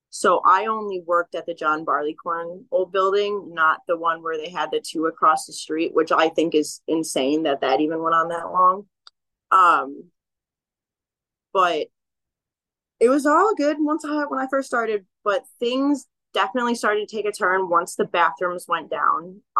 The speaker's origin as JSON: {"language": "English", "region": "California", "country": "United States", "said": "Yes, I came from Humboldt County."}